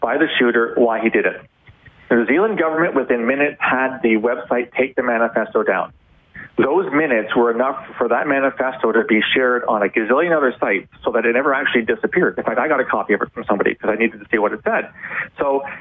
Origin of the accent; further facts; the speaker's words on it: Canada; a Canadian who has many American friends